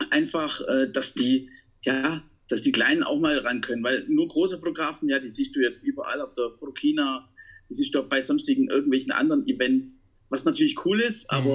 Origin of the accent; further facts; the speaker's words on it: Baden-Württemberg, Germany; Ich bin Schwabe. und als Schwabe ist man Pfennigwuchser.